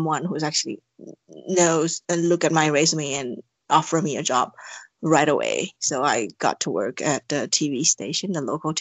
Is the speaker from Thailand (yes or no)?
yes; Thailand; English is a second language; moved away; I'm from Thailand